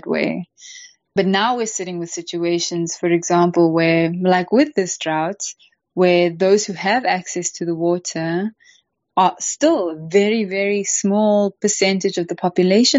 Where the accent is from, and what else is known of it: South Africa